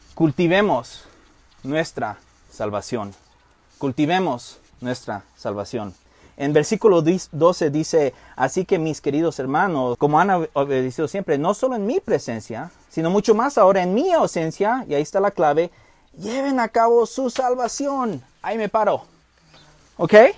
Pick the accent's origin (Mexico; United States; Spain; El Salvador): United States; moved away; crecí en Estados Unidos